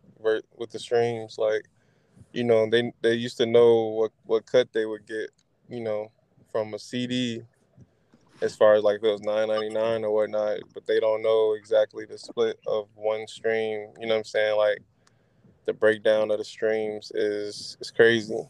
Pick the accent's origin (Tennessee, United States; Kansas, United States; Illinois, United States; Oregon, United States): Illinois, United States; Chicago; I'm from Chicago